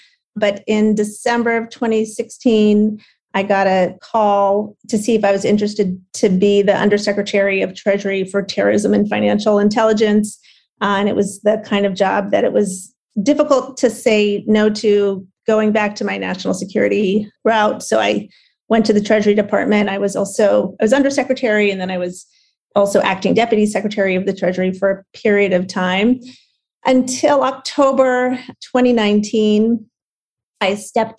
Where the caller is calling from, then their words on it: New York City, New York, United States; Good. Well, thanks for asking me to join, and doing great, dialing in from New York City.